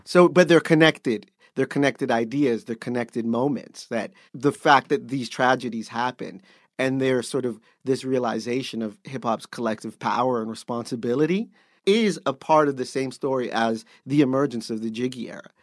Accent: Canada; being Canadian

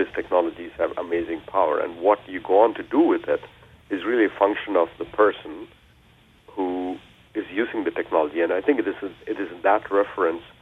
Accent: India; now in United States; I was born and raised in India

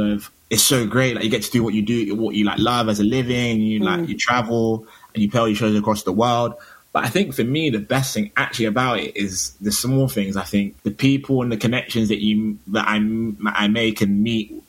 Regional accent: Bristol, South West England, United Kingdom; moved away; also born or lived in London / Stockholm; I grew up in Bristol

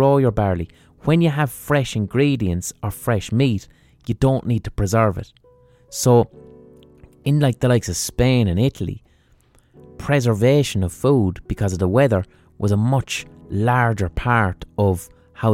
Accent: Ireland; as Irish people

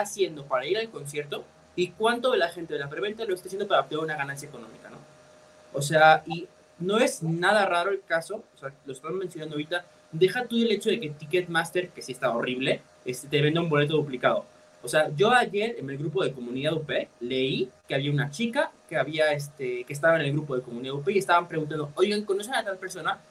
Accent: Mexico

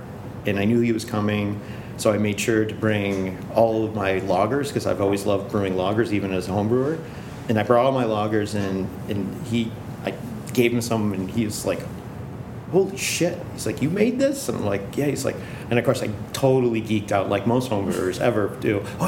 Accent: Bellefonte, Pennsylvania, United States; born there; I'm from Pennsylvania, Bellefonte, Pennsylvania is where I was born. So Central State. It's a town not too far away from State College. That's where my family partially is from.

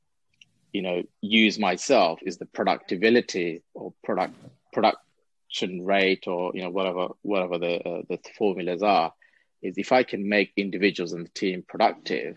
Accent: London, United Kingdom; growing up in London, in Tower Hamlets, where you're literally on bordering the city

